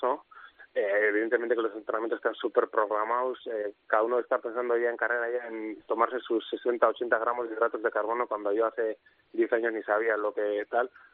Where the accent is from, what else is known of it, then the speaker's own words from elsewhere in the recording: Oñati, Basque Country, Spain; mi pueblo, a Oñati